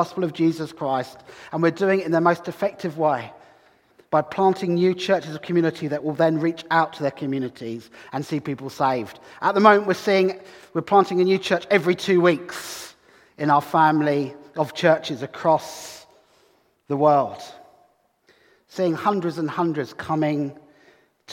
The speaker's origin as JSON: {"language": "English", "town": "Brighton", "region": "South East England", "country": "United Kingdom", "moved": "yes", "lives_now": "Hull, United Kingdom", "said": "Here I am from Hull, well, from Brighton originally, but I'm a Hullite now, I think."}